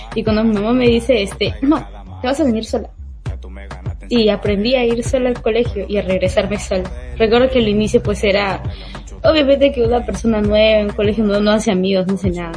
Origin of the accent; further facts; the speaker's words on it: Lima, Peru; yo soy de Bien Salvador, estudio en San Juan de Lurigancho